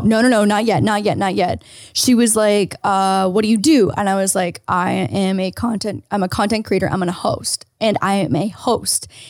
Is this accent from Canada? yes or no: yes; Canada; now in United States; I'm Canadian